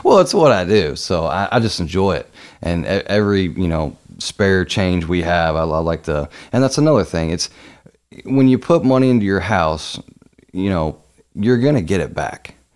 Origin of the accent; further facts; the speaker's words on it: Louisville, Kentucky, United States; being born and raised in Louisville